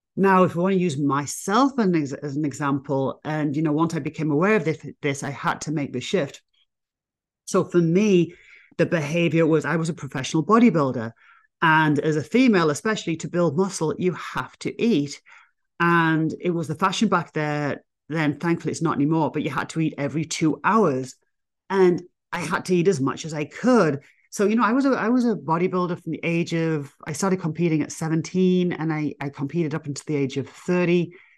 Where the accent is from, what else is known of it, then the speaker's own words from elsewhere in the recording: England, United Kingdom; moved away as an adult; now in United States; me being English